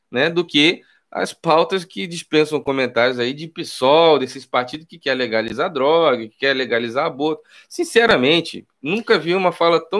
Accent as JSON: {"language": "Portuguese", "region": "Rio de Janeiro", "country": "Brazil", "tie": "born or raised there", "also_born_or_lived": "Nova Iguaçu", "said": "Sou nascido e criado no Rio de Janeiro, morei, nasci no Irajá, morei em Nova Iguaçu, foi capa de jornais e revistas como um dos lugares mais perigosos e violentos do Brasil"}